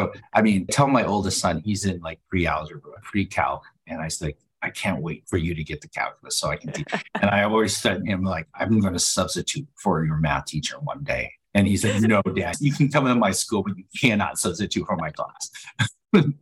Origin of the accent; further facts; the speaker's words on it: Denver, Colorado, United States; I went to John F. Kennedy High School here in Denver. And I'm calling it from Denver